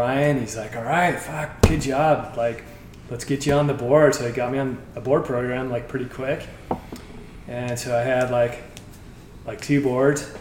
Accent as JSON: {"language": "English", "town": "San Clemente", "region": "California", "country": "United States", "tie": "born or raised there", "said": "growing up in San Clemente"}